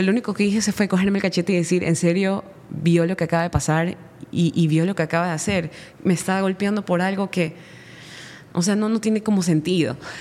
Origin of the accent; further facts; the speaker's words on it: Guayaquil, Guayas, Ecuador; also born or lived in Manabí; yo nací en Guayaquil